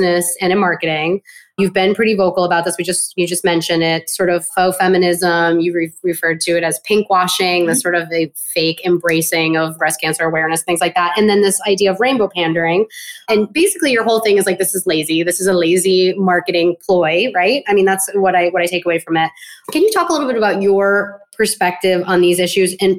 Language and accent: English; Southern Rhode Island, United States; moved away as an adult; also born or lived in Boston, Massachusetts; I grew up in Southern Rhode Island, but I lived in Boston, the Boston area for over 20 years